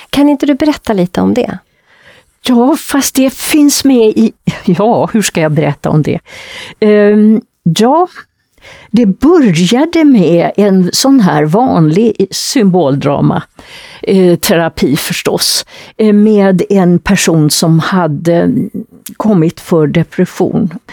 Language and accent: Swedish; Västergötland, Västra Götaland, Sweden; moved away; nere i Västergötland där jag kommer ifrån